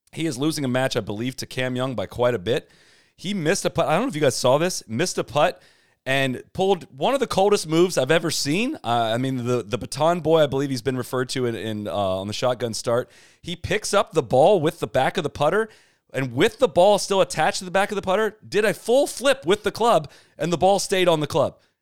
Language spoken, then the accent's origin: English; Ohio, United States; moved away; I was from Ohio